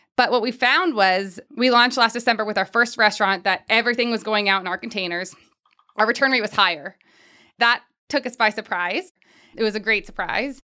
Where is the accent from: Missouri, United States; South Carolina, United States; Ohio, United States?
Ohio, United States; Pickerington; moved away; I'm from Pickerington